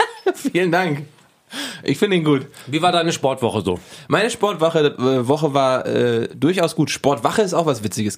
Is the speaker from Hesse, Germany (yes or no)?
yes; Giessen, Hesse, Germany; bei uns in Gießen